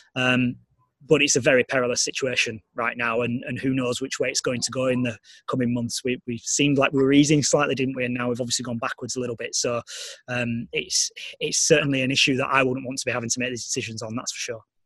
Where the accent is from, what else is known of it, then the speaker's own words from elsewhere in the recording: Leeds, Yorkshire and the Humber, United Kingdom; also born or lived in Sheffield; I'm from the city of Leeds. You know, it's my hometown patch